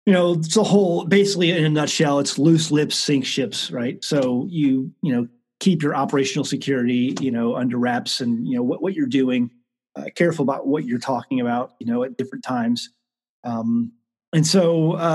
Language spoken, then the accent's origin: English; St. Louis, Missouri, United States; I grew up in St. Louis. Grew up basically in South County, South City area